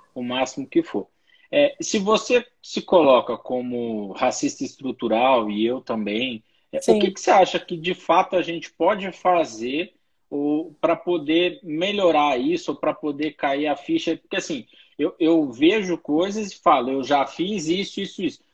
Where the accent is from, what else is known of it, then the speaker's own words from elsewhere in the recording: Brazil; A gente é brasileiro